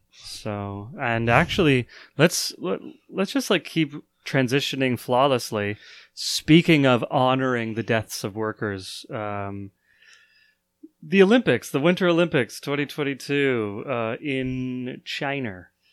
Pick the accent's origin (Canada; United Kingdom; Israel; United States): Canada; a Canadian